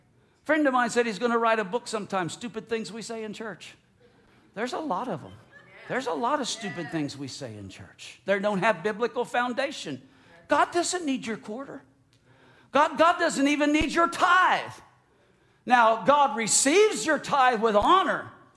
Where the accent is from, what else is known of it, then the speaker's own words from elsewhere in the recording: United States; Even though I'm an American and now I'm a Floridian, and even though last week I did put the Florida cracker sticker on the back of my F-150.